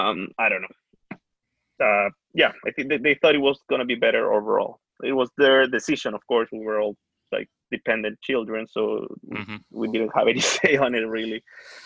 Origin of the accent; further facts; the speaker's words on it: Peru; now in Canada; I'm from Peru originally, but me and my family moved to Canada back in 2006. I lived there, then went back to Peru, and right now I'm back in Canada.